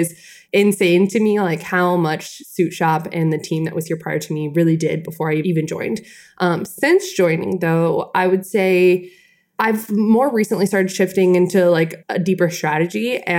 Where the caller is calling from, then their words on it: Atlanta, Georgia, United States; I'm calling in from Atlanta, Georgia. Our suit shop is not in Atlanta, Georgia, but that's where I am.